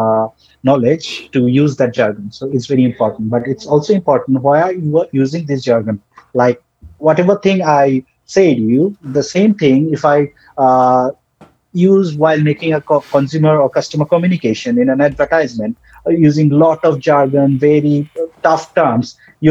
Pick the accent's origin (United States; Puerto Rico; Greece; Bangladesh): Bangladesh; first language Bengali; English is a second language; most of us Bangladeshis, we like used to talk in Bengali. English is our second language